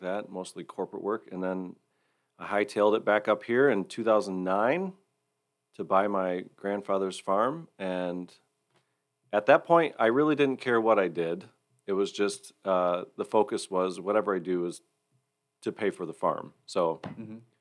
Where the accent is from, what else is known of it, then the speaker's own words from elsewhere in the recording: Hillsdale County, Michigan, United States; also born or lived in Florida; I grew up in the Hillsdale County area